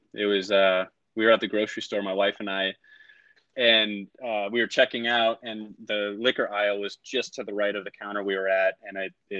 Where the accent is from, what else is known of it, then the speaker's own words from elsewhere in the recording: west of Chicago, Illinois, United States; now in Southern California, United States; I'm from Illinois, west of Chicago originally